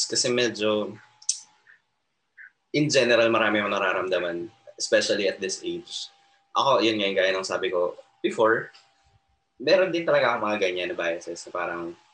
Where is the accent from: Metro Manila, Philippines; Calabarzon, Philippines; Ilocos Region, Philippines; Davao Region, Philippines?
Metro Manila, Philippines; Quezon City; sa amin sa Metro Manila mm. sa QC